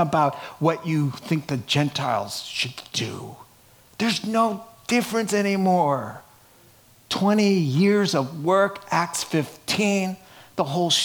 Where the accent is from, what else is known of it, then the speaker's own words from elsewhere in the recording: New York City, New York, United States; accent: Brooklyn; my little Brooklyn accent